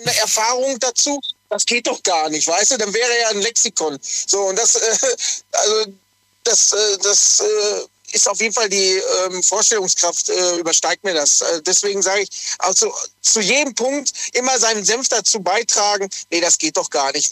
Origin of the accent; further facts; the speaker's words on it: Lünen, North Rhine-Westphalia, Germany; also born or lived in Dortmund; eigentlich komme ich aus dem Ruhrpott, äh, tiefsten Dortmund, also Lünen eigentlich ursprünglich